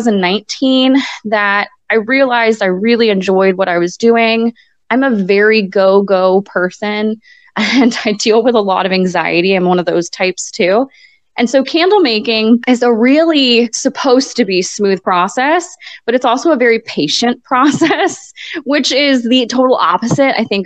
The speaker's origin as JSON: {"language": "English", "region": "Florida", "country": "United States", "tie": "born or raised there", "also_born_or_lived": "Hartford, Connecticut / South Carolina / Haiti", "moved": "as an adult", "lives_now": "Robesonia, United States", "said": "he would happen to be down in Florida in my hometown"}